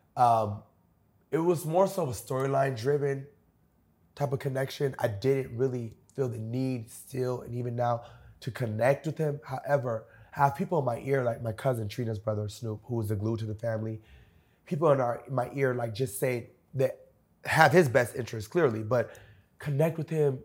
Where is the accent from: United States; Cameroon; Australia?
United States; Homestead, Florida; I'm from Homestead